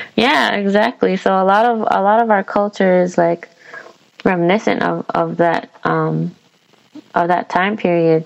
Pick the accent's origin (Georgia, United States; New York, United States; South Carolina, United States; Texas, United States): New York, United States; New York City; we're both from Queens.